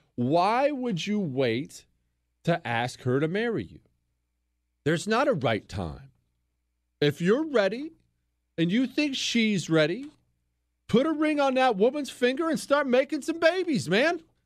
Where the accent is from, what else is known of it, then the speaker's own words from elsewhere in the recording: Montana, United States; I grew up in Montana